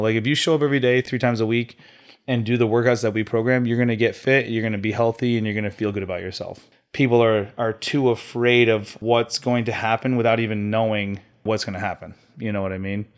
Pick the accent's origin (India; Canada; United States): United States; Farmington; representing uh, Yankee CrossFit up in Farmington, my, my hometown